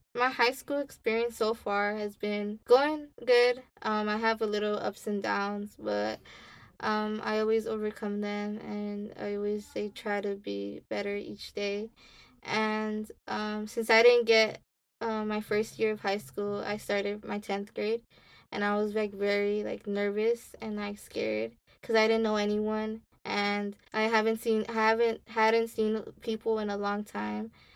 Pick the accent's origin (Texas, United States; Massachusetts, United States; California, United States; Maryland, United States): California, United States; Los Angeles; i grew up in Ramona Gardens